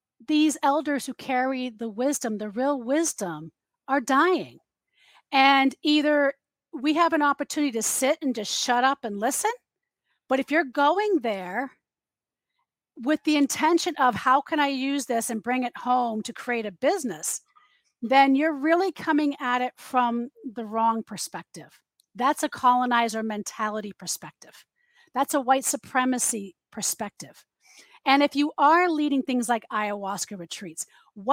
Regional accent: United States; also born or lived in Massachusetts

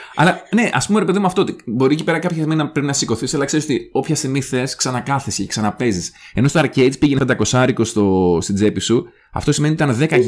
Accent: Karditsa, Thessaly, Greece; στην επαρχία, στην καρδίτσα που μεγάλωσα εγώ

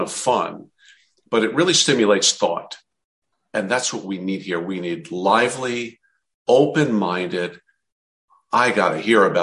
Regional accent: New Jersey, United States; I'm from New Jersey

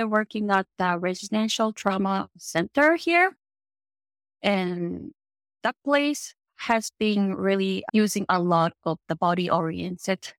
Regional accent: Japan; English is a second language; moved away as an adult; also born or lived in Italy; now in Los Angeles, United States; I am from Japan. Born and grew up in Japan. Lived there for until mid-30s.

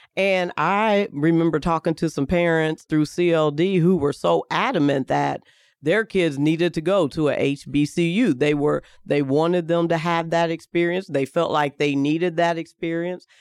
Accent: Kentucky, United States; moved away as an adult; now in Indianapolis, United States; I'm from Kentucky

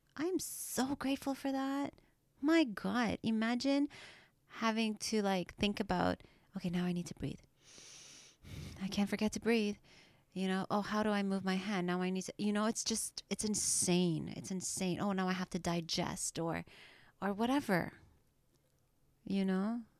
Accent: Trinidad & Tobago; now in Canada; I was born in Trinidad and, you know, I came to Canada and my English wasn't perfect.

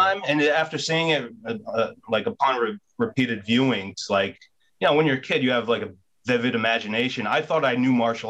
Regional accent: outside of Philadelphia, Pennsylvania, United States; moved away; also born or lived in New York; I grew up outside of Philly, but like movies made me want to move to New York.

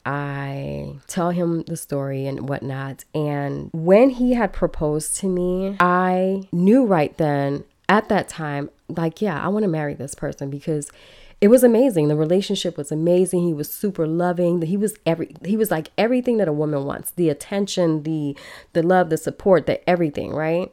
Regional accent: Chicago, Illinois, United States; born or raised there; first language Belizean Creole; also born or lived in Belize / Los Angeles, California

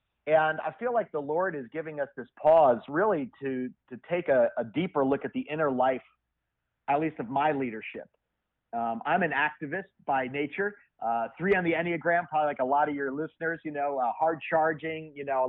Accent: New Jersey, United States; I'm born and raised in New Jersey.

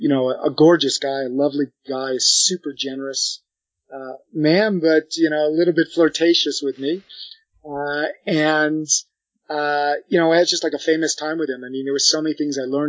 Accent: United States; moved away as an adult; also born or lived in Paris, France; took me in as the American of the group

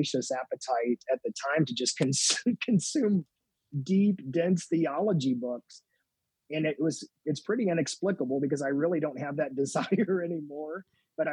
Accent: Madison, Indiana, United States; I grew up on the Ohio River in Madison, Indiana

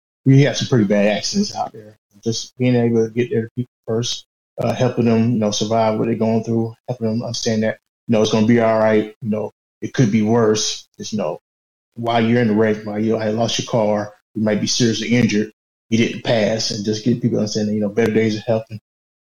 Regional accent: Augusta, Georgia, United States; I'm from Augusta, Georgia

